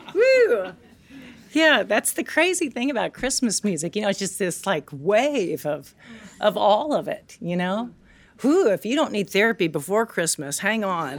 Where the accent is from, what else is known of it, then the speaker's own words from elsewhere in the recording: Tennessee, United States; I grew up in Tennessee